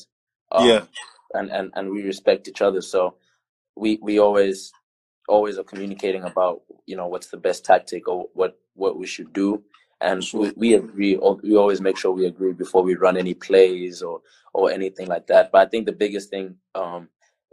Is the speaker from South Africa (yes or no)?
yes; South Africa; moved away as an adult; now in United States; being the South African player